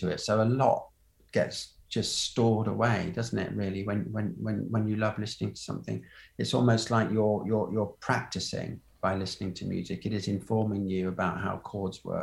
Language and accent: English; Colchester, East of England, United Kingdom; also born or lived in Minden, Germany / Berlin, Germany; I was born in a sort of military hospital up there and lived in Berlin for a bit. So I think I beat …. But then grew up in Colchester